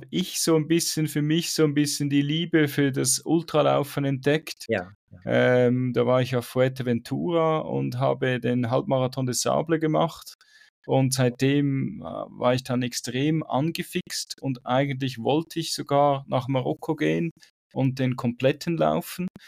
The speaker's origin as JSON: {"language": "German", "country": "Switzerland", "said": "ich weiß, es gibt es bei uns in der Schweiz auch, gibt auch einen Haufen Berge, aber irgendwie, keine Ahnung, das ganze Feeling in, in an, im Ausland ist für mich viel attraktiver als in der Schweiz. Ich weiß auch nicht wieso. Vielleicht komme ich dann wieder mal zurück in die Schweiz."}